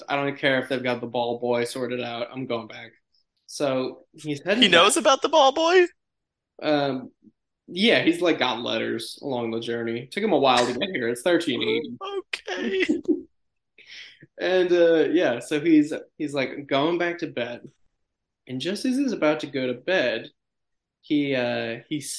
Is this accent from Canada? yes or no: no; Malta; I don't know what that means. I'm from Malta, but yeah, go for it.